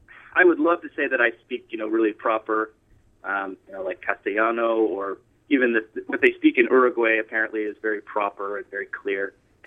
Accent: Colorado, United States; moved away as an adult; also born or lived in Pensacola, Florida; so I was born in Pensacola, Florida, and kind of moved around the South a little bit, and then we kind of landed in Colorado. So I spent most of my years from, I guess, from 7 on.

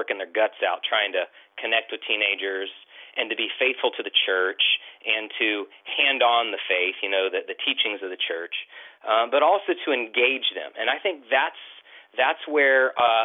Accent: Houston, Texas, United States; I hail from Houston

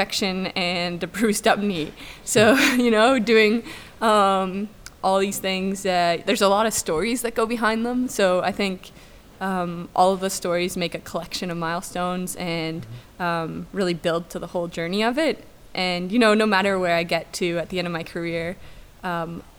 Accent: Moncton, New Brunswick, Canada; moved away as an adult; my hometown in Moncton, New Brunswick

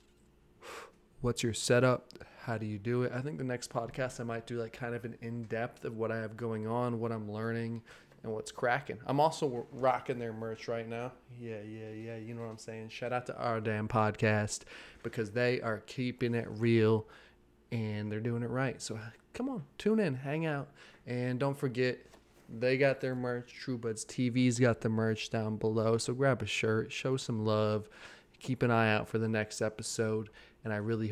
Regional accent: New Jersey, United States; I grew up in Jersey too, where it was actually really humid in New Jersey

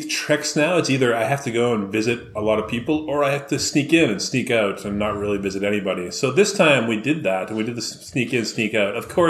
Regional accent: Vancouver, British Columbia, Canada; I come from Vancouver

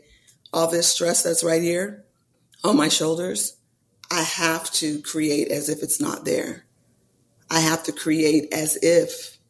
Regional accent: California, United States; me being a California girl

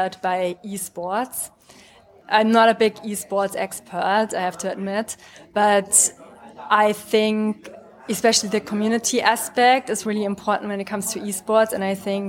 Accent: Germany; moved away as an adult; now in United Kingdom; I'm originally from Germany

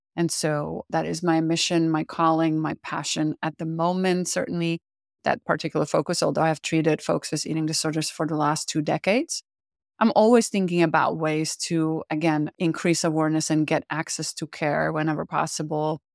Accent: Czechia; English is a second language; moved away as an adult; now in United States; I am originally from the Czech Republic. I immigrated to the U S in nineteen ninety-seven

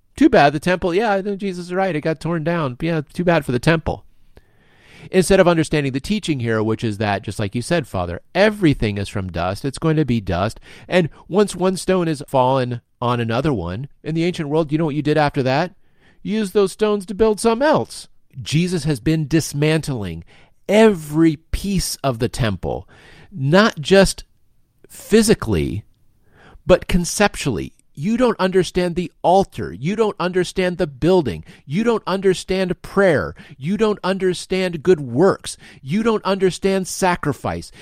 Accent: United States; as an American of the twenty-first century

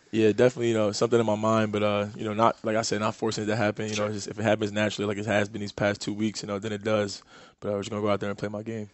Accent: New York City, New York, United States; I grew up in New York City

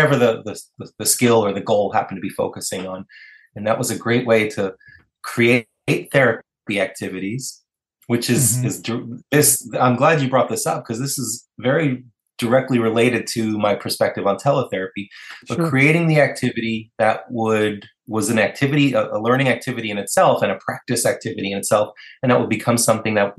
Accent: New York City, New York, United States; I grew up in New York City, and I grew up surrounded by New York City and in the whole culture of New York City

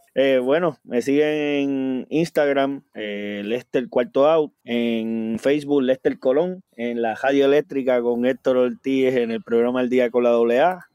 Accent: Puerto Rico; nosotros como puertorriqueños

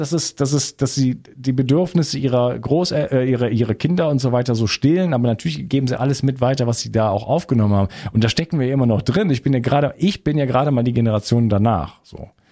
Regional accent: Wuppertal, North Rhine-Westphalia, Germany; Bei uns in Wuppertal

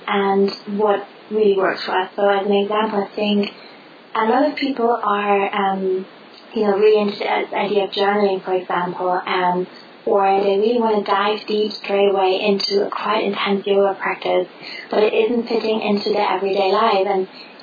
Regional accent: Germany; English is a second language; moved away; Germany's my home country

